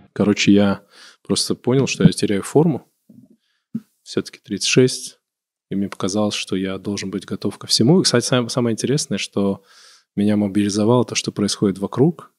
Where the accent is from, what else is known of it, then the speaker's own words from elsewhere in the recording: Kabardino-Balkaria, Russia; now in Moscow, Russia; я все-таки себя идентифицирую как кабардинец